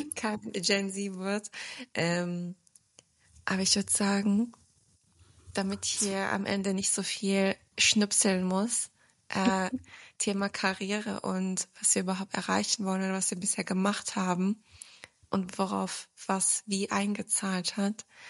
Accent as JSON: {"language": "German", "town": "Braunschweig", "region": "Lower Saxony", "country": "Germany", "tie": "born or raised there", "also_born_or_lived": "Wiesbaden", "moved": "as an adult", "lives_now": "Stuttgart, Germany", "said": "ich bin ja in Braunschweig aufgewachsen"}